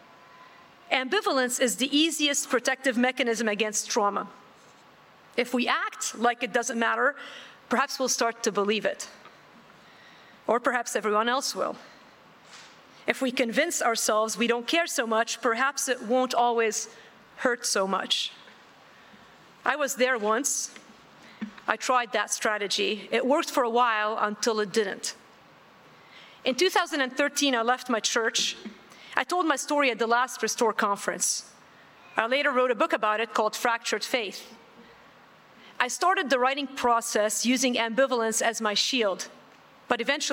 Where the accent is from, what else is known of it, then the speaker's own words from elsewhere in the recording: Beirut, Beirut Governorate, Lebanon; I was born in West Beirut, Lebanon, and grew up in the 70s and 80s. I lived through some of the worst of the civil war in West Beirut.